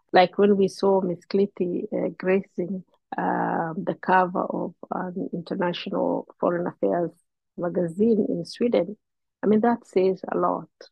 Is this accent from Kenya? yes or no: yes; Kenya; moved away as an adult; now in Canada; I am from Kenya. I have been in Canada for the last four years